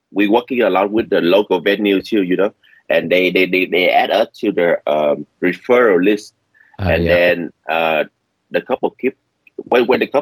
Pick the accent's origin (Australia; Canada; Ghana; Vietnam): Vietnam; English is a second language; moved away as an adult; now in California, United States; I'm an immigrant from the Vietnam, and I just moved to the States. It's like 13 years ago.